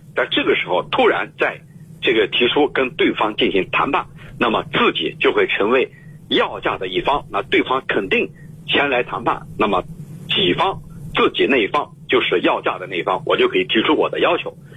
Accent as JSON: {"language": "Chinese", "country": "China", "said": "咱们中国"}